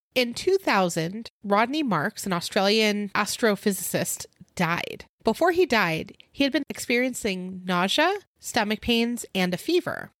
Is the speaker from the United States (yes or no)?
yes; Simi Valley, California, United States; moved away; my hometown in Simi Valley